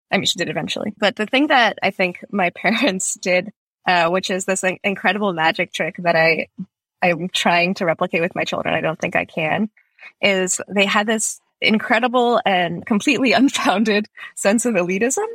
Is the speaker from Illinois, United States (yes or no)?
no; Fremont, California, United States; also born or lived in St. Petersburg, Russia / Boston, Massachusetts; now in San Francisco, United States; we came over when I was 3 and my sister was 6. First to Boston, then to the Bay Area, to Fremont